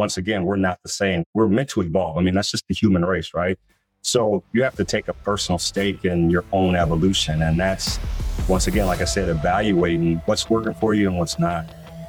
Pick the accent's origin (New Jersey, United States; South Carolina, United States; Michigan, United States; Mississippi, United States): Michigan, United States; Battle Creek; moved away as an adult; now in Iowa, United States; 92, I came from Battle Creek, Michigan to play basketball at the University of Iowa for Dr. Tom Davis. And it was a great experience, obviously, coming from Michigan. A little bit different than Iowa, but this has been home since 92.